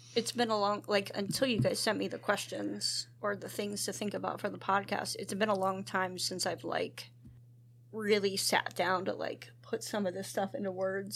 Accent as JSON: {"language": "English", "town": "Duncannon", "region": "Pennsylvania", "country": "United States", "tie": "born or raised there", "said": "grew up in Duncannon"}